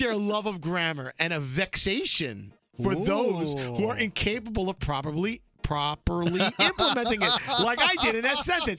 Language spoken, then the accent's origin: English; Alabama, United States; Anyway, I'm from Alabama and I've never been to New York. So when it comes to Brooklyn, I don't relate.